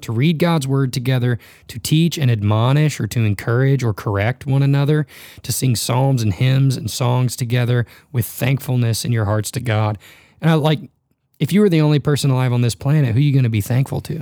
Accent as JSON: {"language": "English", "town": "Dallas", "region": "Texas", "country": "United States", "tie": "born or raised there", "also_born_or_lived": "Memphis, Tennessee", "moved": "yes", "lives_now": "Northern Colorado, United States", "said": "I was born in Memphis, grew up in a big city in Dallas, Fort Worth, and moved to Northern Colorado"}